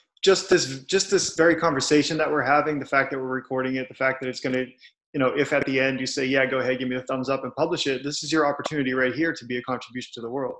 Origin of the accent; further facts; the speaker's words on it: Cape Cod, Massachusetts, United States; now in Boston, United States; on Cape Cod where I'm from